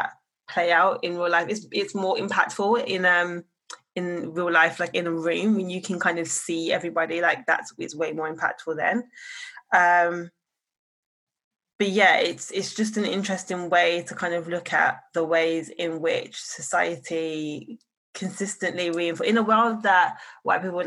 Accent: Birmingham, West Midlands, United Kingdom; now in London, United Kingdom; I'm from Birmingham

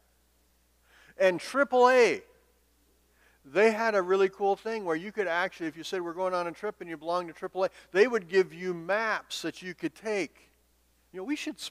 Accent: Montana, United States; moved away as an adult; also born or lived in Minnesota; I grew up in Montana

